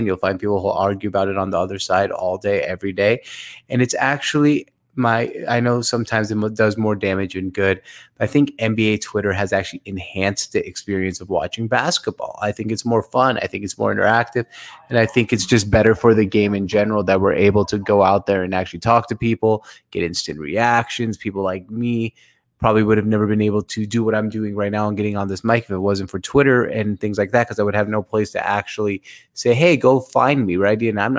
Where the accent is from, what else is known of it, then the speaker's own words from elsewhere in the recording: Syria; and I'm from Syria originally